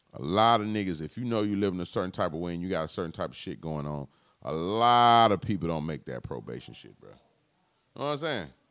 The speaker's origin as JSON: {"language": "English", "town": "Palm Beach", "region": "Florida", "country": "United States", "said": "Where I'm from, I'm from Palm Beach. I'm from Florida, though"}